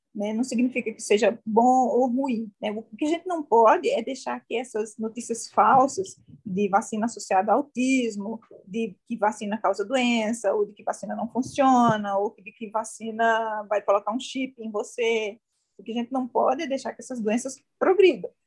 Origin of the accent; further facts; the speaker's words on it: João Pessoa, Paraíba, Brazil; moved away as an adult; now in Brasília, Brazil; Eu sou nascida, criada, sou formada lá em João Pessoa